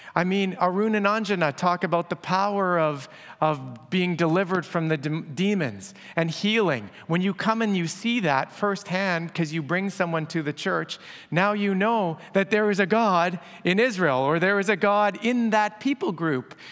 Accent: Abbotsford, British Columbia, Canada; my hometown of Abbotsford

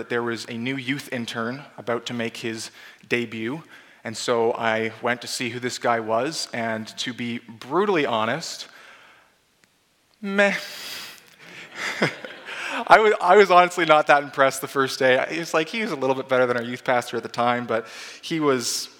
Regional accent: Abbotsford, British Columbia, Canada; moved away as an adult; I was born and raised in Abbotsford, British Columbia, a very long way away from here.

